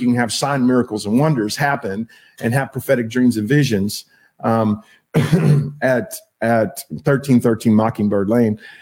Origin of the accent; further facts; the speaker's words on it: Texas, United States; accent: Texas; it's just my accent in texas we don't pronounce our l's right